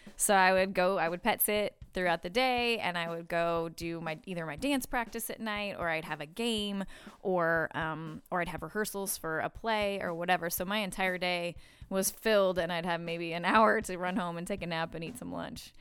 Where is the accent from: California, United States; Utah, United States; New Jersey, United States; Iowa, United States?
Iowa, United States; Des Moines; moved away; I grew up in Des Moines, Iowa